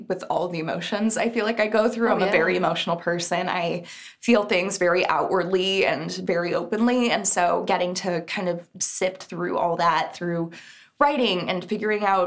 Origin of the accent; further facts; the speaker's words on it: Texas, United States; moved away; I'm originally from Texas, but my whole family's out there